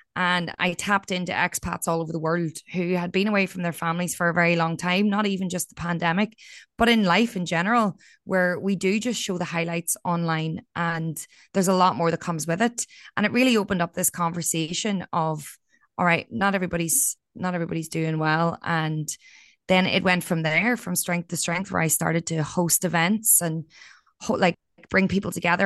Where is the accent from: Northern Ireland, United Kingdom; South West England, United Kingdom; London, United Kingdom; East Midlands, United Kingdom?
Northern Ireland, United Kingdom; County Down; moved away as an adult; also born or lived in Australia; there was a lot of suicides in my hometown